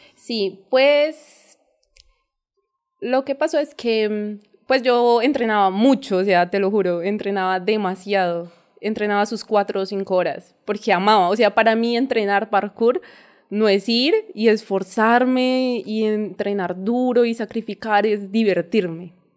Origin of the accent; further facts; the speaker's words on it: Ibagué, Tolima, Colombia; crecí en, una finca cerca de Boquerón. Ah, eh, crecí en el campo, o sea, mi vida fue en el campo siempre